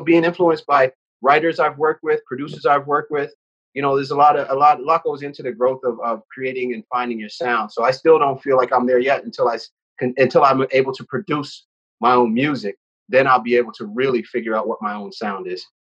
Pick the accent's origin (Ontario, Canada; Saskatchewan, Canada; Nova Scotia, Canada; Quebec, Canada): Nova Scotia, Canada; Halifax; now in Toronto, Canada; I have nothing but beautiful, fond memories um, of living and growing up on the East Coast